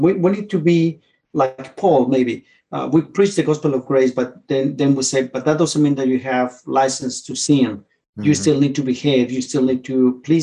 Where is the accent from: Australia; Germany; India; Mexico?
Mexico; Mexico City; moved away as an adult; now in Winchester, United States; I grew up in Mexico City.